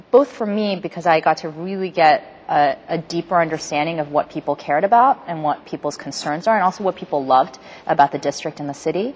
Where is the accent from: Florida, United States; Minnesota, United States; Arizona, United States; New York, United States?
New York, United States; New York City; moved away as an adult; also born or lived in Stanford, California; now in San Francisco, United States; I grew up in New York City, born to my parents who had immigrated here to the U.S.